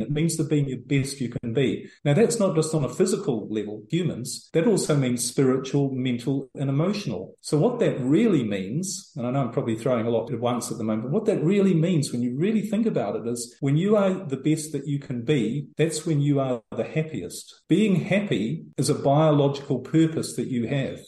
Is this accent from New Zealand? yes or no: yes; New Zealand; moved away as an adult; also born or lived in Europe; now in El Salvador; I'm originally from New Zealand